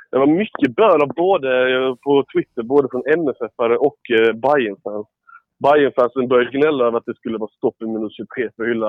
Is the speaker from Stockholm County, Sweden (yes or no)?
no; Ängelholm, Skåne, Sweden; jag är från Ängelholm